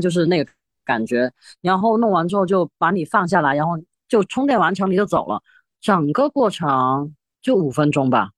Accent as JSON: {"language": "Chinese", "town": "Zhongshan", "region": "Guangdong", "country": "China", "accent": "Shiqi dialect", "first_language": "Shiqi dialect (Zhongshan Cantonese)", "second_language": "Chinese", "moved": "yes", "said": "我会说十七话"}